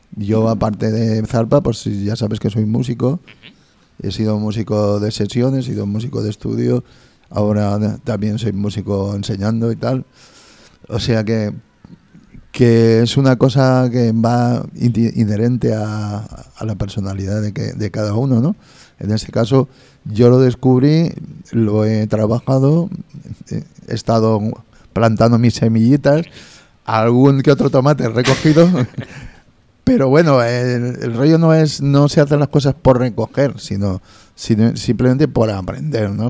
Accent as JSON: {"language": "Spanish", "country": "Spain", "said": "nuestra obligación como españoles"}